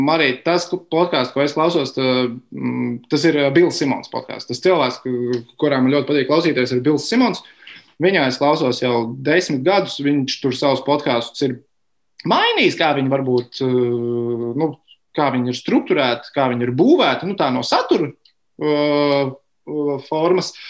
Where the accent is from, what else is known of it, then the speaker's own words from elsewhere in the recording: Sigulda, Sigulda Municipality, Latvia; Tiem, klausī, tiem kas klausās, esmu no Siguldas.